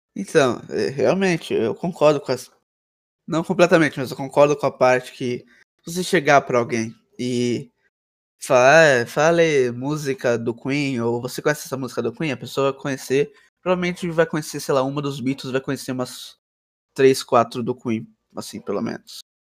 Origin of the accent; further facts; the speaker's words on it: São Paulo, Brazil; Eu tenho 15 anos. Sou de São Paulo.